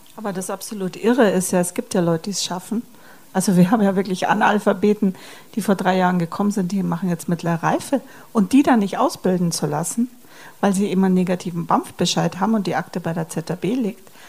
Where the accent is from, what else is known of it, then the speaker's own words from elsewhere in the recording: Germany; bei uns in Deutschland